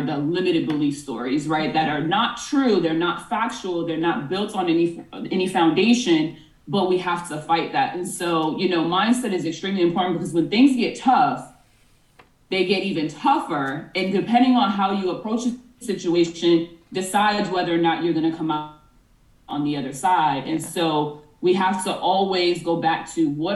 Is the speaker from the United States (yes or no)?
yes; Boston, Massachusetts, United States; moved away as an adult; now in Los Angeles, United States; I'm originally from Boston, Mass, and I moved to LA in 2020